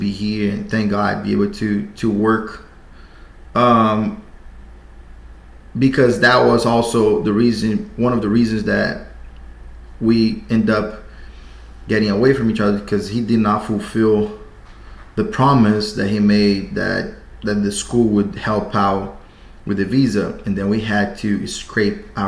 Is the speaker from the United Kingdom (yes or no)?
no; Brazil; moved away as an adult; I'm from Brazil. I moved here 2012